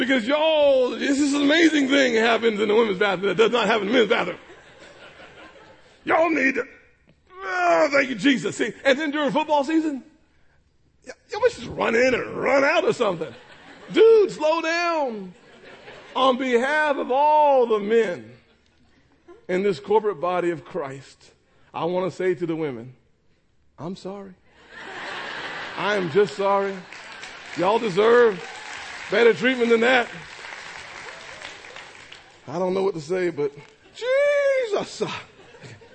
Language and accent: English; North Charleston, South Carolina, United States; also born or lived in Washington; I'm from North Charleston, the holy city of North Charleston